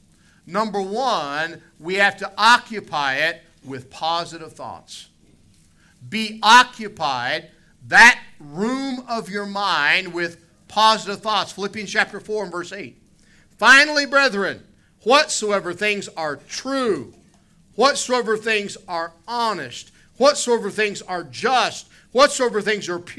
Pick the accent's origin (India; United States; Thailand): United States; West Virginia; I grew up in West Virginia.